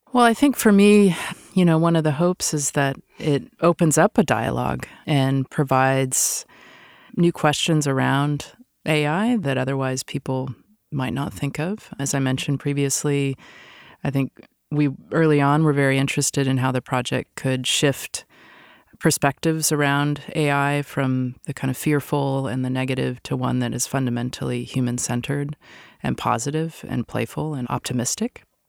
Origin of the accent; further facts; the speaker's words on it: Seattle, Washington, United States; moved away; I'm originally from Seattle